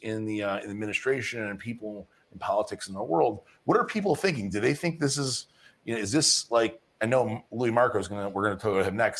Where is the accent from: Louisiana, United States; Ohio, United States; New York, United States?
Louisiana, United States; New Orleans; moved away; So I'm from New Orleans, Louisiana